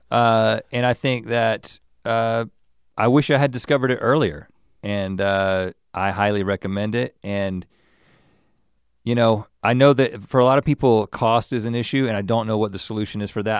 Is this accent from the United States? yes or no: yes; the South, United States; I'm from the South, and I in in many different ways that mentality was around me.